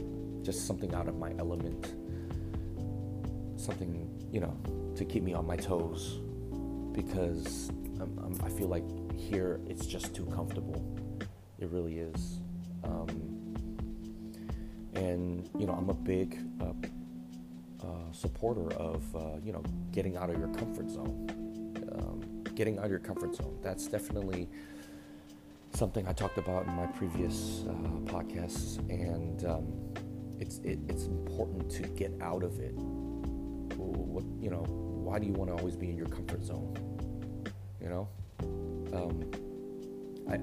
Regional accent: Bay Area, California, United States; I was born and raised out here in the Bay Area

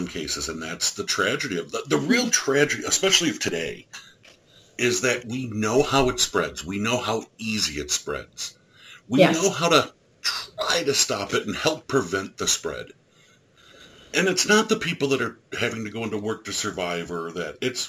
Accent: Ireland; I'm an Irish fat guy.

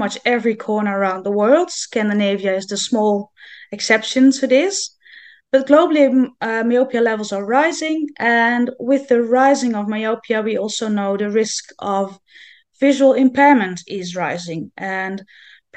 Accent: Netherlands; I'm from the Netherlands.

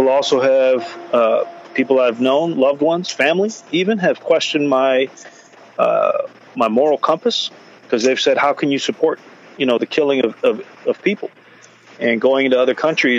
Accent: United States; I'm an American.

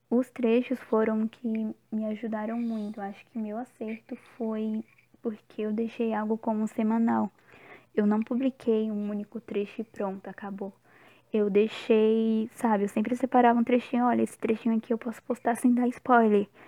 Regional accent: Brazil; now in Bahia, Brazil; Tô morando na Bahia, mas eu sou natural de São Paulo

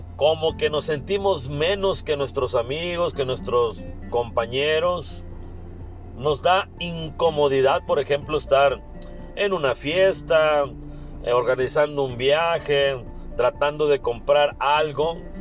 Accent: Mexico; also born or lived in Hermosillo, Sonora; como mexicanos a la mayoría nos cuesta trabajo ahorrar

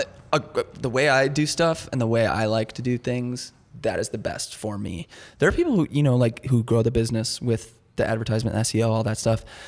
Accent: Chicago, Illinois, United States; born and raised in Chicago, really the suburbs

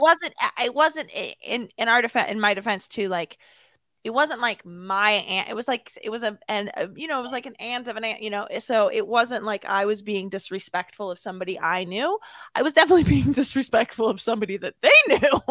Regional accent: Downers Grove, Illinois, United States; born or raised there; moved away as an adult; also born or lived in Palos Hills, Illinois

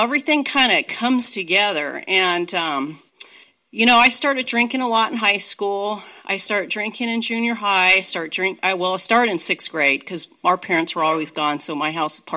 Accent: Santa Monica, California, United States; also born or lived in Redondo Beach, California; now in Seattle, United States; So I grew up in California. I grew up in Santa Monica. Then we moved to Redondo Beach. And I went to school there, did everything there, drank there

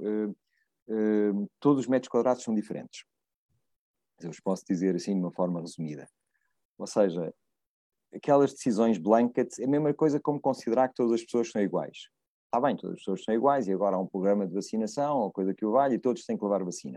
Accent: Évora, Alentejo, Portugal; moved away; quando eu era miúdo lá em Évora, miúdo não, era um jovem em Évora

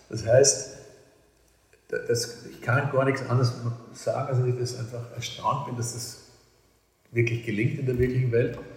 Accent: Vienna, Austria; accent: Viennese; kann also wirklich ordinär Wienerisch, als ich im 10. Bezirk geredet habe richtigen Haklerbezirk, wo ich aufgewachsen bin. Und das ist meine Lieblingssprache.

